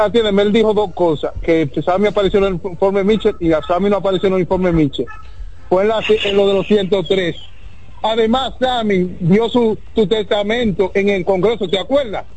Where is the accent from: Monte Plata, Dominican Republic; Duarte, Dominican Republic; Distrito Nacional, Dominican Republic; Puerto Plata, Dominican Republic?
Duarte, Dominican Republic; San Francisco de Macorís; yo soy de San Francisco, soy aguilucho 100%